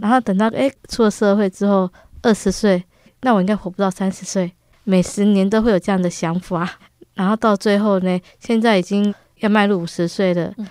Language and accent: Chinese; Hualien, Hualien County, Taiwan; also born or lived in Taipei; 因为我们从台北搬过来哦。因为我们本来是在台北，是单纯的小家庭而已，住在楼上嘛，都关起来嗯。 可能那时候被关起来没有面对外面，所以个性才会这么内向。嗯哼。所以那后来因为搬来花莲之后是做生意